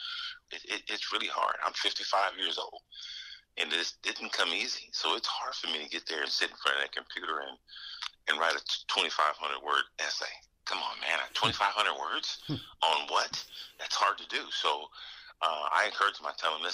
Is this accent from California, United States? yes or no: yes; Los Angeles, California, United States; now in Ohio, United States; I grew up in Los Angeles